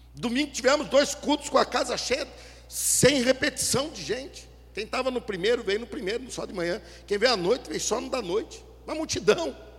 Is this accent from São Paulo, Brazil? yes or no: no; Curitiba, Paraná, Brazil; moved away; lá da minha cidade natal de Curitiba